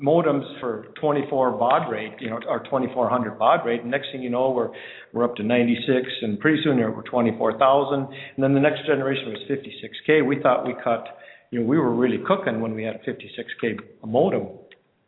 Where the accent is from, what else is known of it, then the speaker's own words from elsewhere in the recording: North Dakota, United States; moved away; I grew up in North Dakota, and there's tons of co-ops in North Dakota